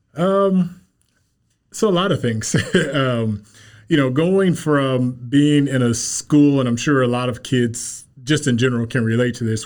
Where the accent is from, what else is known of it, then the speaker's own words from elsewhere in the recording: Kansas City, Missouri, United States; Kansas City native. I grew up here in Kansas City.